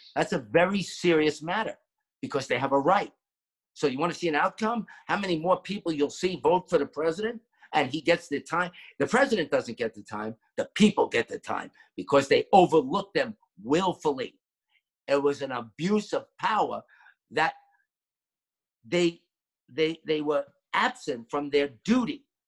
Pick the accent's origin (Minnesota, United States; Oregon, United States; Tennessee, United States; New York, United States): New York, United States; now in Florida, United States; growing up in New York and being in the borough of Queens